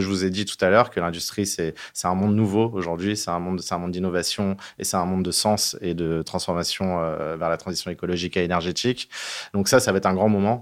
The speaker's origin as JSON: {"language": "French", "country": "France", "said": "on est des Gaulois"}